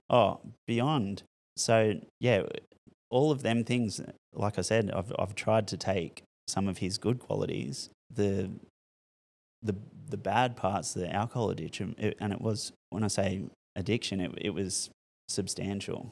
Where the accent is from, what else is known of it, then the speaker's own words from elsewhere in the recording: Newcastle, New South Wales, Australia; I grew up in Merriweather